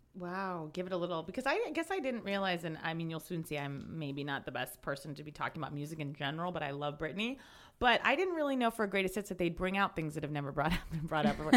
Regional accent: Alexandria, Virginia, United States; moved away; also born or lived in New York City; I am from Alexandria, Virginia, which is right outside, like five minutes from DC

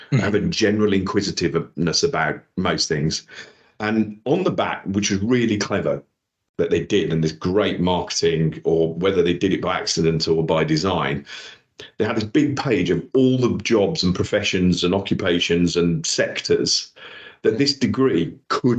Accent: Wolverhampton, West Midlands, United Kingdom; accent: Black Country; moved away as an adult; also born or lived in Dudley / London; was born in Dudley, in the Black Country, if you can't tell by my accent. Raised in Wolverhampton

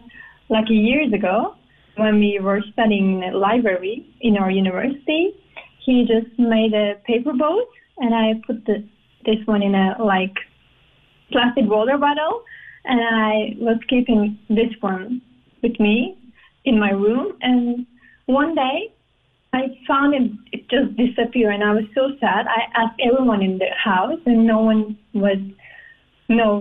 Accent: Turkey; moved away as an adult; now in Netherlands; We are originally from Turkey, but we've been here living in the Netherlands more than 1.5 years

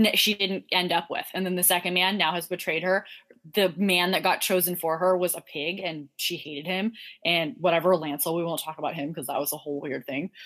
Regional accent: Ireland; as an Irish person

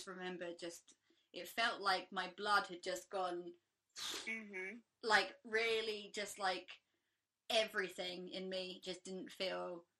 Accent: England, United Kingdom; as like an English person

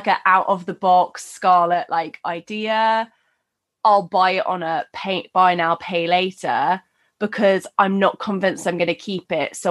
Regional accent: United Kingdom; We're very British

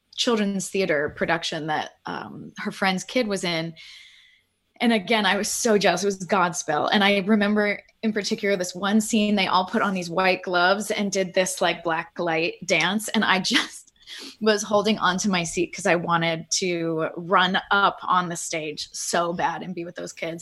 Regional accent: Pittsburgh, Pennsylvania, United States; I grew up in Pittsburgh

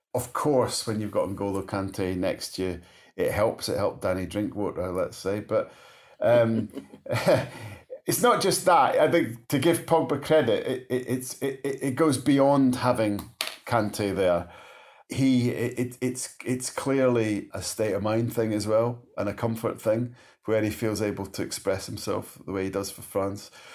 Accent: Scotland, United Kingdom; just as a Scot

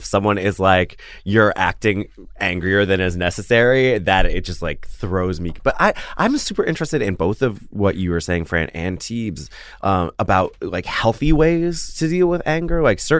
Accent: the American West, United States; I'm from the American West where anger is not, you know, people try not to act angry. It's certainly not in public.

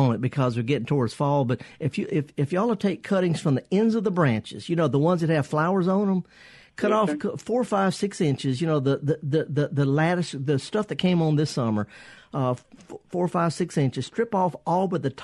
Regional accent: the South, United States; we're from the South

